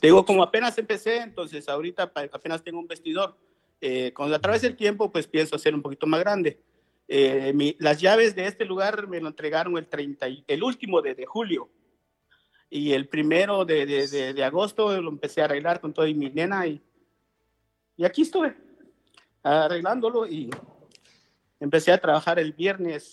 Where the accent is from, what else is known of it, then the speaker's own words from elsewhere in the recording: Guatemala; moved away as an adult; now in Los Angeles, United States; soy de Guatemala. nosotros, pues allá donde, donde yo vengo, se puede decir, nosotros le decimos aldea